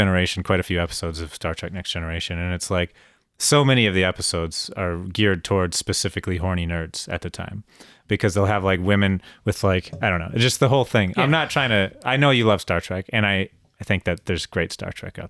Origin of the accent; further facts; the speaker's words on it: Minnesota, United States; I'd never experienced cockroaches before because I was from Minnesota.